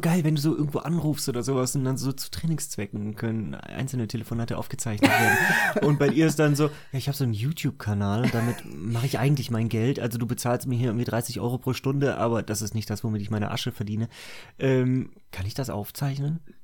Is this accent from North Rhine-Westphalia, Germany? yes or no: yes; Cologne, North Rhine-Westphalia, Germany; ich bin ja in Köln aufgewachsen.